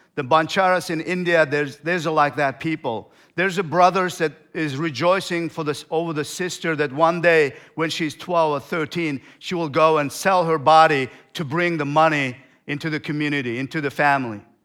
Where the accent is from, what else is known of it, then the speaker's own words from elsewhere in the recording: Turkmenistan; moved away; I came from Turkmenistan.